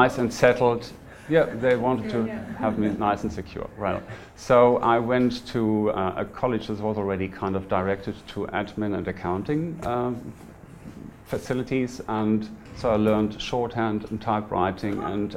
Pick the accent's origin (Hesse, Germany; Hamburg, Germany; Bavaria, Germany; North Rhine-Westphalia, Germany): North Rhine-Westphalia, Germany; Lower Rhine Valley; moved away; I'm from Germany. I'm born in the Lower Rhine Valley, which is about 50 kilometers from the Dutch border